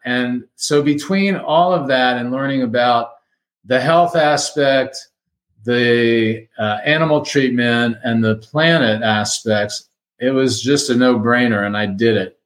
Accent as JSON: {"language": "English", "town": "Miami", "region": "Florida", "country": "United States", "tie": "born or raised there", "moved": "as an adult", "lives_now": "Fort Collins, United States", "said": "I'm a native Miamian, lived there 60 years, transplanted to Fort Collins, Colorado"}